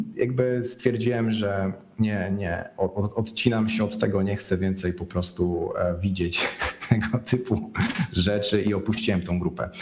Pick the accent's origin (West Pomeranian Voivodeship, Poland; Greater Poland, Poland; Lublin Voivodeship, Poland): West Pomeranian Voivodeship, Poland; Szczecin; ze Szczecina, bo jestem ze Szczecina